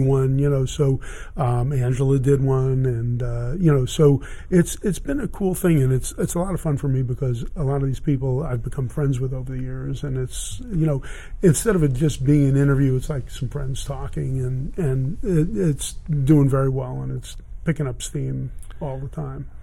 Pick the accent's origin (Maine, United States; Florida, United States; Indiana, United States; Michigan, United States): Florida, United States; Miami; moved away as an adult; I grew up in Miami, and I started in Miami, and then I came out with a band in uh, 1970